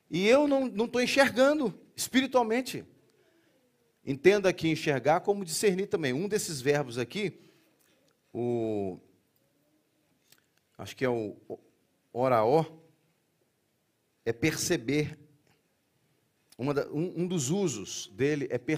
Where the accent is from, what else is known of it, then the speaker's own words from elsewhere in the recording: Brazil; Ou seja, temos uma igreja multicultural né, aqui, nesse espaço. Mas, majoritariamente, somos brasileiros.